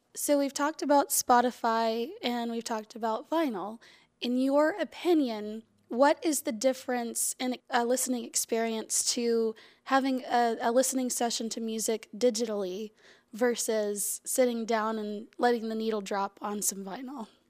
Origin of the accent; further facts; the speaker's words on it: Huntsville, Alabama, United States; I come from Huntsville, so we're crazy with, you know, great local music